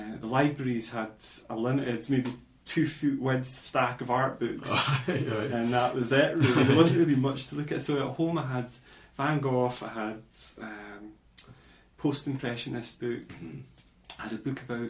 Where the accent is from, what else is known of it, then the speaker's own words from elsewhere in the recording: Glenrothes, Scotland, United Kingdom; moved away as an adult; also born or lived in Dundee; now in Aberdeen, United Kingdom; I was brought up in Glenrothes in Fife, which is like a new town